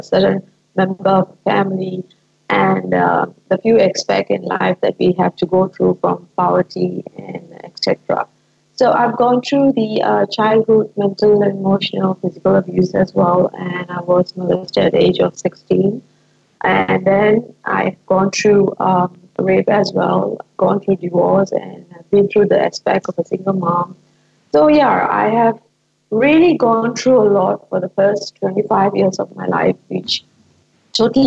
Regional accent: Malaysia; from Malaysia

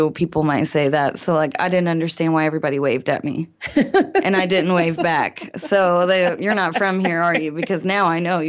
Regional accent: Evansville, Indiana, United States; moved away as an adult; now in Greene County, Indiana, United States; I moved to Greene County from Evansville, Indiana, and that is a very large city.

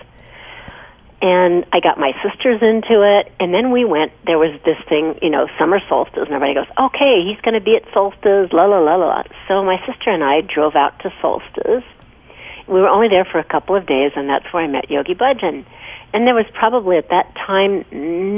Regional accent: Missouri, United States; moved away as an adult; also born or lived in Toronto, Canada; now in Los Angeles, United States; I grew up in Missouri, and you had meat three times a day

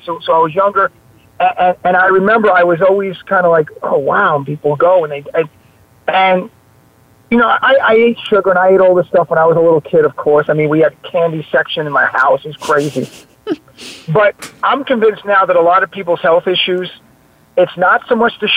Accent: New York City, New York, United States; accent: New York; I have a New York accent. I'm from the Bronx and Staten Island

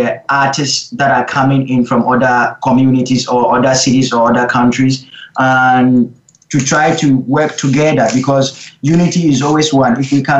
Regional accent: Vancouver, British Columbia, Canada; As I'm growing up in Vancouver, I think Vancouver is a bit laid back

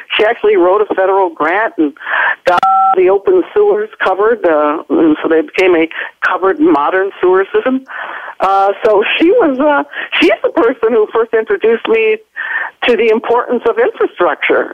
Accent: Ohio, United States

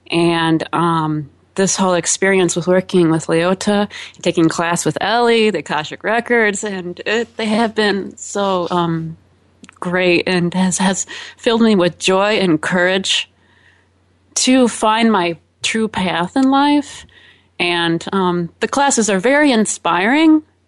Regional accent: Chicago, Illinois, United States; I am from Chicago, Illinois.

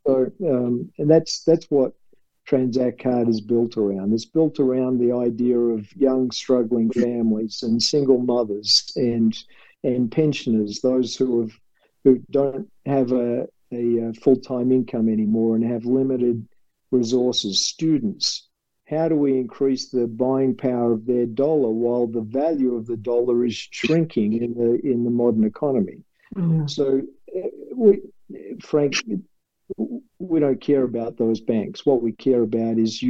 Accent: Australia; accent: Australian; moved away; with my Australian accent

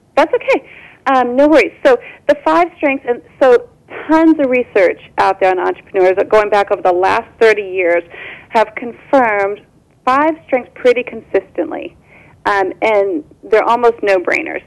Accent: Orange County, California, United States; I was born and raised in Orange County, California

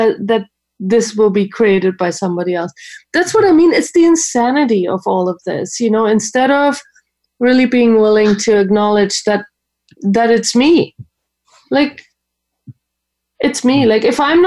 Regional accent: Germany; moved away; I grew up in Germany. We didn't have that program

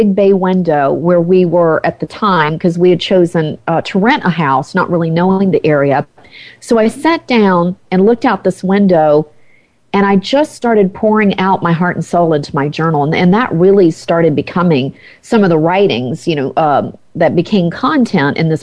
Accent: the South, United States; moved away as an adult; I grew up in the South

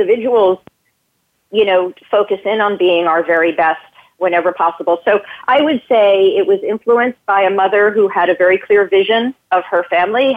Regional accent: New Jersey, United States; moved away as an adult; also born or lived in New York City, United States; I was born in New Jersey

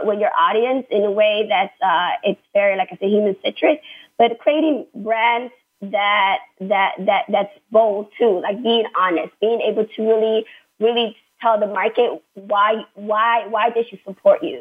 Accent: United States; I am American

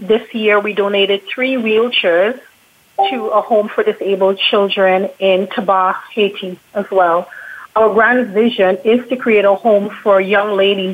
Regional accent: Trinidad & Tobago; now in Toronto, Canada; I am originally from Trinidad and Tobago

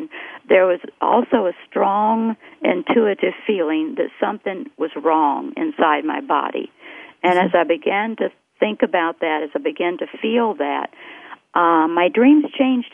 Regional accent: the South, United States; I grew up in the South, and I grew up in a dreaming culture

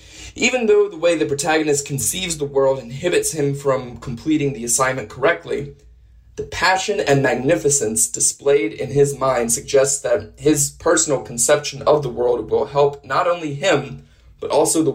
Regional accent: New Orleans, Louisiana, United States; I'm from New Orleans, Louisiana, and I'm on Planet Classroom.

